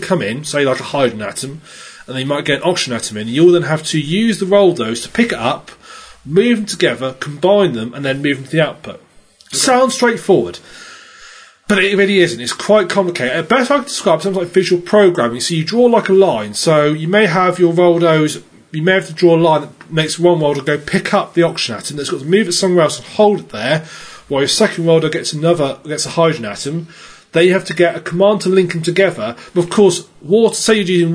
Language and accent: English; United Kingdom; I'm British